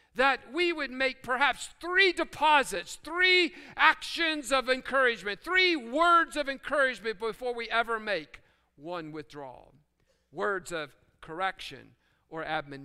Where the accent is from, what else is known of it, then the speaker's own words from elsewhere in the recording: West Virginia, United States; I'm reminded of what I learned growing up in West Virginia.